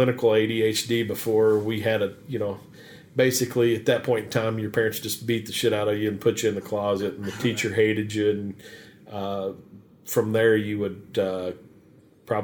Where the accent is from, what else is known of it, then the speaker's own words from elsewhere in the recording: Fern Creek, Kentucky, United States; I'm from Fern Creek